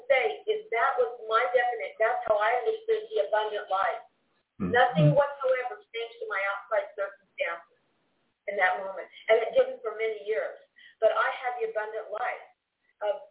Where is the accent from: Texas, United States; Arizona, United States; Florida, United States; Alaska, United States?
Arizona, United States; now in Honduras; I'm from the West Coast. I was born in Arizona with that background